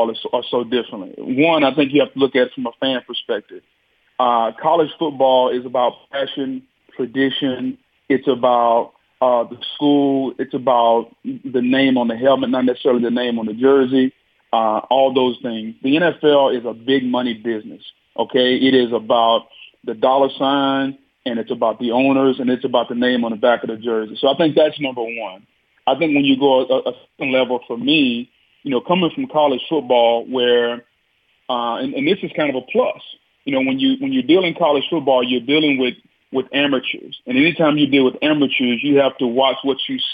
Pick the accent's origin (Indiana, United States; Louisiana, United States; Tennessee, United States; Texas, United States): Louisiana, United States; moved away; I grew up in Louisiana